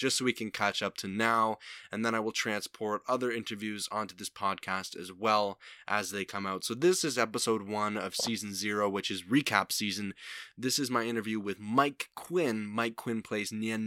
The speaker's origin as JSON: {"language": "English", "town": "Niagara Falls", "region": "Ontario", "country": "Canada", "tie": "born or raised there", "said": "Niagara Falls, my hometown"}